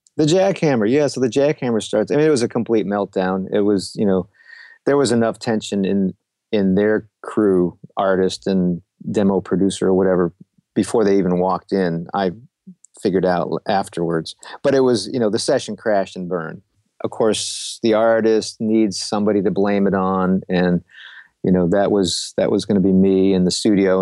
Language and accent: English; Rochester, New York, United States; moved away as an adult; also born or lived in New England; now in Nashville, United States; I came from Rochester, New York. Left there to go to school in New England.